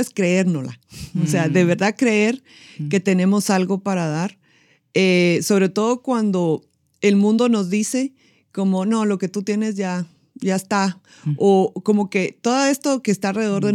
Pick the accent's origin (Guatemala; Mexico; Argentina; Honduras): Guatemala; yo soy guatemalteca